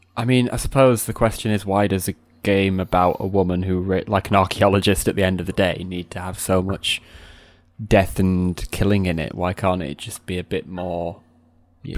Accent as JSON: {"language": "English", "town": "Sheffield", "region": "Yorkshire and the Humber", "country": "United Kingdom", "also_born_or_lived": "Barnsley", "said": "I'm from, like, an in-between part of Sheffield, which is halfway Sheffield and between Sheffield and Barnsley."}